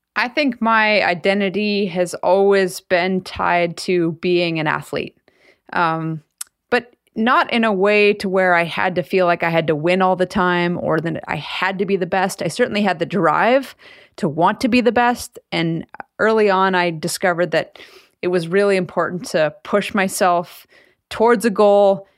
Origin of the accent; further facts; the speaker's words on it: Anchorage, Alaska, United States; growing up in Anchorage